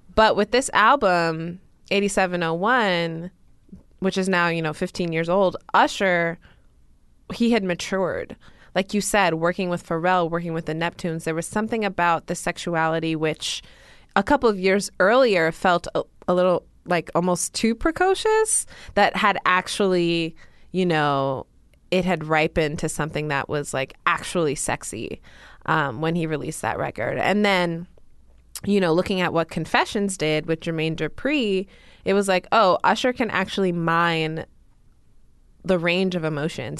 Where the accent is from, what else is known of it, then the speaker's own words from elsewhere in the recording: New York, United States; As a New Yorker